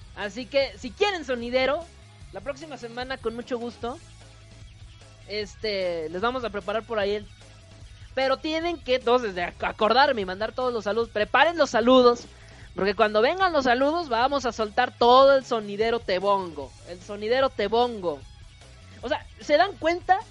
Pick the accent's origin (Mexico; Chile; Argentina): Mexico; northern Mexico; de donde yo vengo